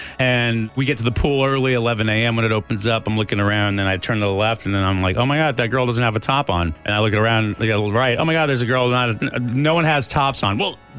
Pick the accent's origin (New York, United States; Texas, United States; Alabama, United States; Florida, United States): Texas, United States; El Paso; moved away; I grew up Catholic in El Paso.